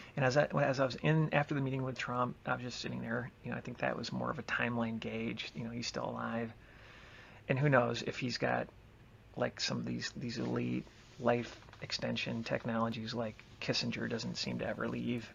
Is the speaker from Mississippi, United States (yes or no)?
no; Michigan, United States; also born or lived in Chicago area; now in Chicago, United States; I grew up in Michigan and I live in the Chicago area